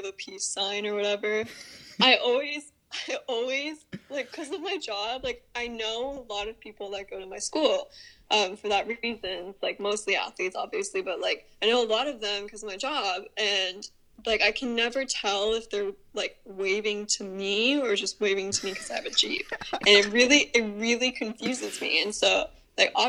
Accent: Northern California, United States; moved away as an adult; now in Southern California, United States; I grew up in NorCal, but I live now in SoCal

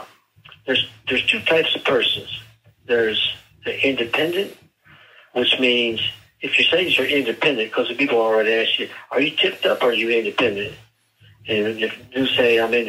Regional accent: Canton, Ohio, United States; I'm from Canton, Ohio

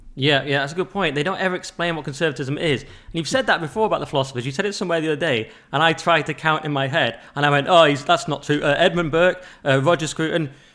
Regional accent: England, United Kingdom; I was raised English, you know, we just thought we were English

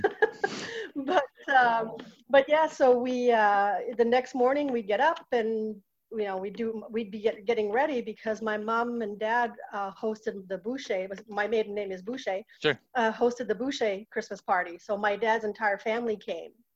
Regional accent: Châteauguay, Quebec, Canada; moved away as an adult; now in Manchester, United States; I'm born in Chateauguay on the southwest shore of Montreal

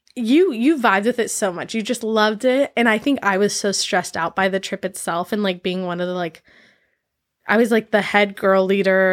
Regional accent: San Diego, California, United States; moved away as an adult; also born or lived in Maui / Mexico; growing up in San Diego

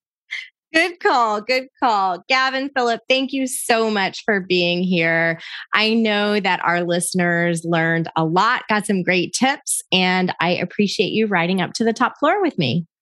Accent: Panama City, Florida, United States; I'm originally from Panama City, Florida

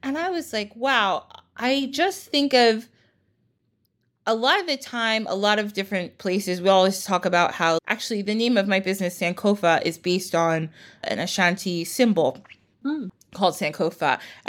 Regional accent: United States; born there; I live here, I was born in the United States

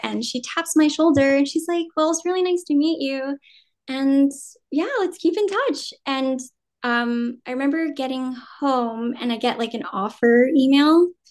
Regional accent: Jersey City, New Jersey, United States; first language Vietnamese; English is a second language; now in New York City, United States; I was born and raised in New Jersey

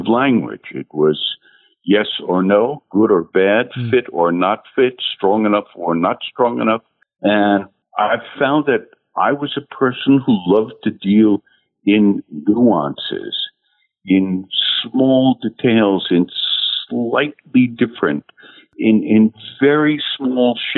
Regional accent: New Jersey, United States; also born or lived in Hollywood, California; we grew up in New Jersey

